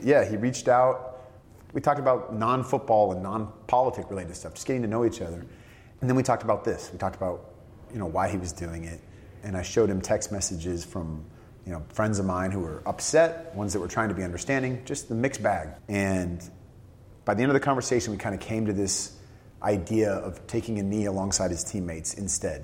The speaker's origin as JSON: {"language": "English", "area": "San Francisco Bay Area", "region": "California", "country": "United States", "said": "I grew up a 49ers fan. I'm from the San Francisco Bay Area."}